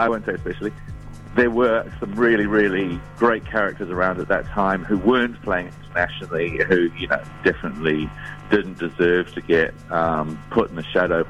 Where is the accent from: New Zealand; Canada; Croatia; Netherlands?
New Zealand; I was from New Zealand